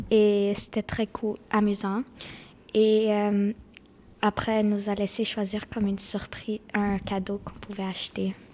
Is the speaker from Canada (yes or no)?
yes; Quebec, Canada; je suis née au Québec. Je parle deux langues et je vis à Dédéo